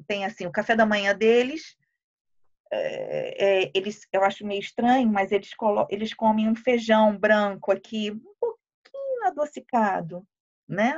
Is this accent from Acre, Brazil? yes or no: no; Rio de Janeiro, Brazil; moved away; sou do Brasil, sou do Rio de Janeiro